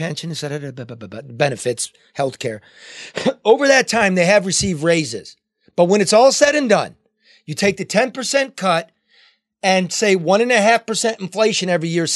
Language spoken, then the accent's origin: English; Michigan, United States; I'm from Michigan.